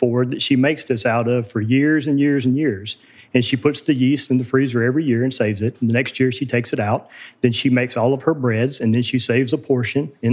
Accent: West Tennessee, United States; I grew up here in West Tennessee, between here and Memphis

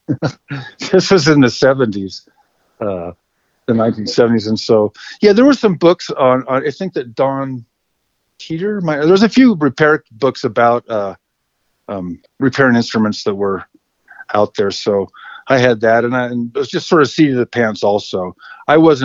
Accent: Salt Lake City, Utah, United States; now in Idaho, United States; I grew up in Salt Lake City

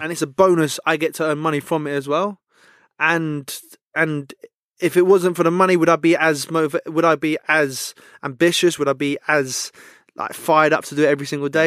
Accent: London, United Kingdom; I'm from West London, so a lot of my mates are Chelsea.

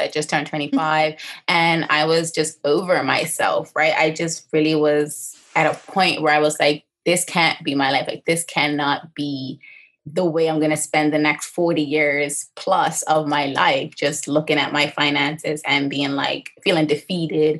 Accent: Bermuda; born and raised here in Bermuda, I spent most of my life on the east end of the island between St. George's, St. David's, and Crawl Bay, Hamilton Parish

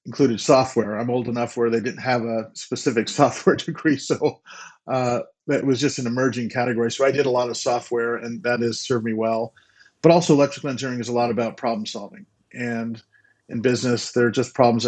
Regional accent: United States; also born or lived in Boston, Massachusetts / New Jersey; I grew up on the East Coast in New Jersey and Boston.

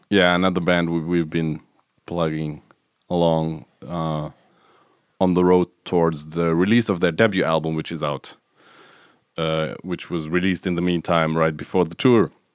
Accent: Stuttgart, Baden-Württemberg, Germany; the Stuttgart, which is my hometown where I grew up

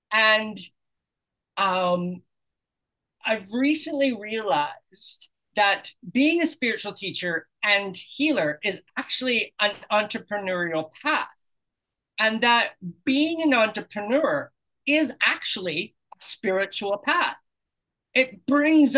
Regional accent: British Columbia, Canada; moved away as an adult; also born or lived in Sydney, Australia / Kamloops, British Columbia; now in Playa del Carmen, Mexico; I'm from Canada originally.

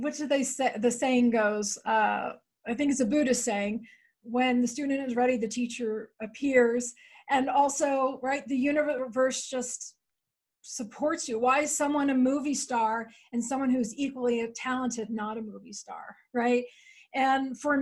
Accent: Philadelphia, Pennsylvania, United States; moved away as an adult; also born or lived in New York City / Washington, D.C. / Oregon; now in Boulder, United States; I grew up in outside Philadelphia

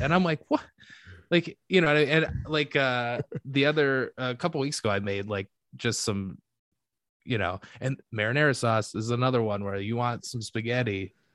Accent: Michigan, United States; now in Chicago, United States; I love living in Chicago and like but I'm I'm from Michigan

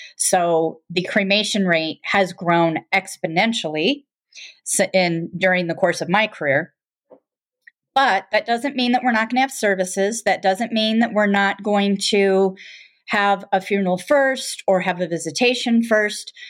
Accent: Michigan, United States; now in Colorado, United States; I, um, am originally from Michigan, but have lived in Colorado since nineteen eighty-two

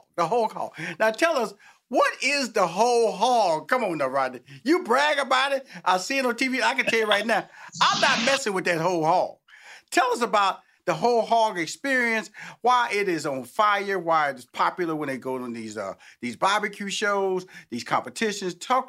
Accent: Houston, Texas, United States; Well, first of all, I'm amazed that, because I'm from Houston, Texas.

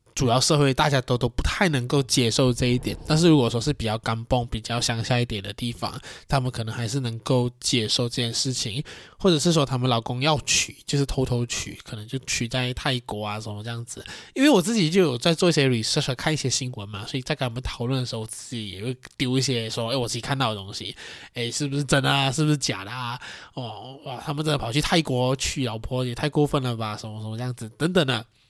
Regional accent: Malaysia; 身为一个马来西亚华人

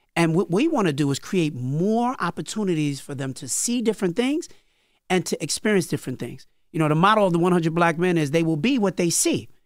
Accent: New York City, New York, United States; also born or lived in Cambria Heights, Queens; I was born in Brooklyn in Crown Heights, lived in, uh, Brooklyn till I was about twelve years old.

